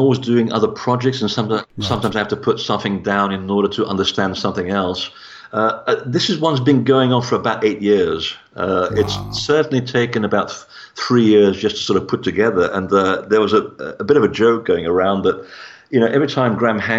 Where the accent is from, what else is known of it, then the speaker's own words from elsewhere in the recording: Portugal; born there; And I mean, I was born in Portugal. So for me, it was a matter of looking at the connection between Portugal and the Templars.